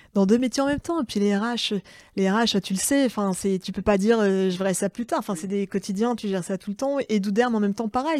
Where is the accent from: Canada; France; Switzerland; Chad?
France; Saint-Josse, Hauts-de-France; moved away; j'ai grandi à Saint-Josse